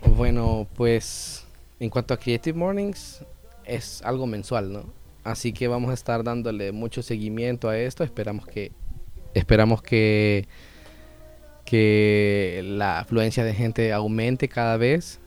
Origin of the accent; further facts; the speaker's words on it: El Salvador; una identidad como salvadoreños, que a mi fecha, a mis 26 años, todavía no sé cuál exactamente es esa